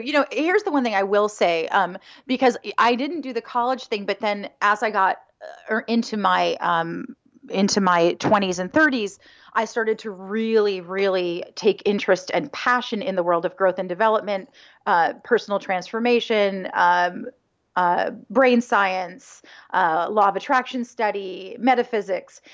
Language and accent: English; Hingham, Massachusetts, United States; also born or lived in Connecticut; I'm from Hingham